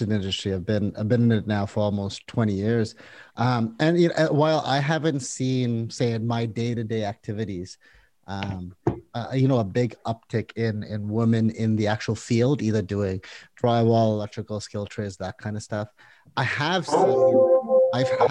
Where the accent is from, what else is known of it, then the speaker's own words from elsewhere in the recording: India; now in Canada; I was born in India